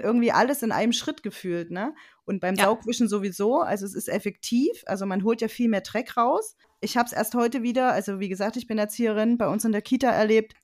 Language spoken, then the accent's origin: German; Leipzig, Saxony, Germany; ich komme aus dem Raum Leipzig